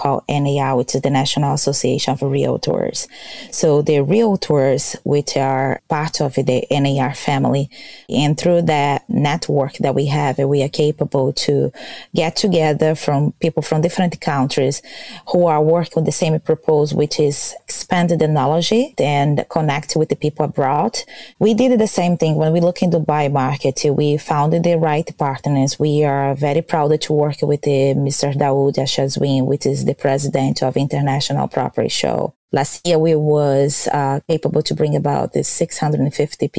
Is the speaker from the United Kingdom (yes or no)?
no; Brazil; English is a second language; now in Florida, United States; I am original from Brazil. I born in Brazil, but from my father's side, his family, it's from Portugal.